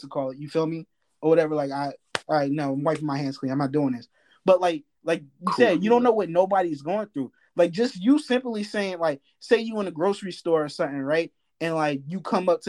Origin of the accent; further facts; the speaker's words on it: New Jersey, United States; moved away; I'm from Jersey